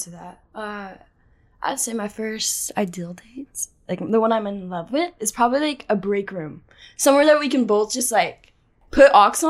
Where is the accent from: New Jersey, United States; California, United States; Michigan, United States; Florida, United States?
California, United States; Los Angeles; Hi, I'm 19. I'm from Los Angeles.